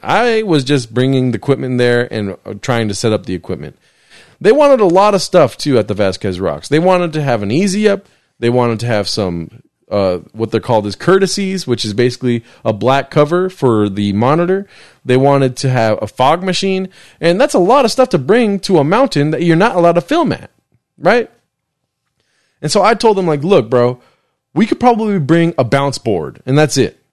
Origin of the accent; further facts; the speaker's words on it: Southern California, United States; I grew up in California. I lived here my whole life